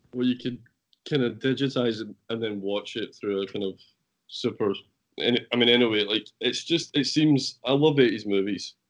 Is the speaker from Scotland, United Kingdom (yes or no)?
yes; Scotland, United Kingdom; also born or lived in Ireland; I'm Scottish